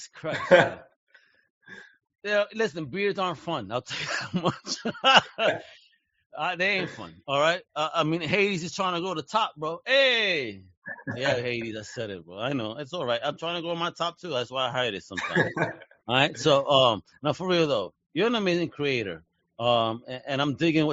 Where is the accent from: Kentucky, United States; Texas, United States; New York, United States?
New York, United States; moved away; being a Puerto Rican kid growing up in New York